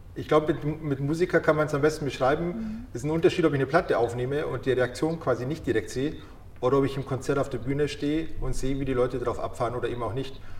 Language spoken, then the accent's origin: German; Munich, Bavaria, Germany; ich bin hier geboren, ich bin in München geboren und aufgewachsen.